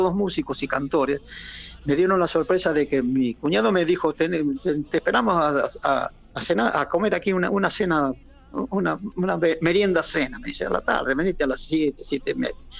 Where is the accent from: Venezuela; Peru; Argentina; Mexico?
Argentina; also born or lived in Madrid, Spain; now in Spain; me contrataron a mí como argentino